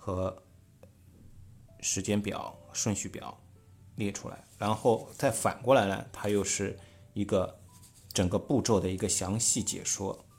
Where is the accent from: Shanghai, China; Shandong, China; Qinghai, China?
Shanghai, China; accent: Shanghainese; 我们上海话叫铺出来